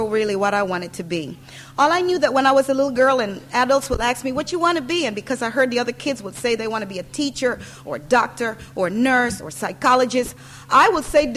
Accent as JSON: {"language": "English", "country": "Panama", "tie": "born or raised there", "moved": "yes", "lives_now": "United States", "said": "I was born in Panama, as the pastor says, and that's where I grew up."}